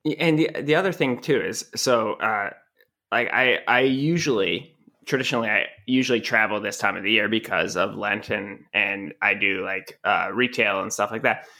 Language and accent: English; New England, United States; moved away; I'm from New England